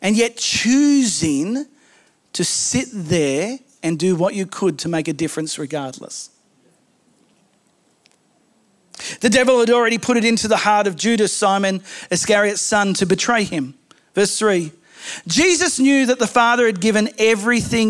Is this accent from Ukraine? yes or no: no; Australia; I am Australian